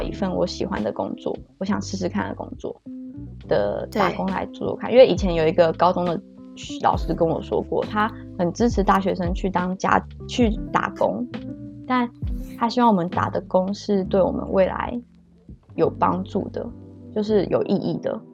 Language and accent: Chinese; Kaohsiung, Taiwan; moved away as an adult; also born or lived in Taoyuan; now in Belgium; 我来自高雄，今年二十五岁。目前居住在比利时